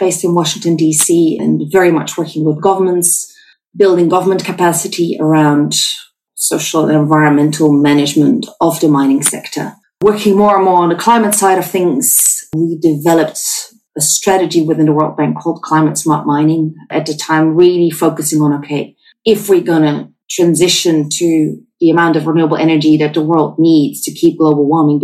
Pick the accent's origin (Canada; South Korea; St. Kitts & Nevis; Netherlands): Netherlands; small town near Utrecht; moved away as an adult; also born or lived in South Africa; I'm Dutch. I grew up in the Netherlands in a small town close to Utrecht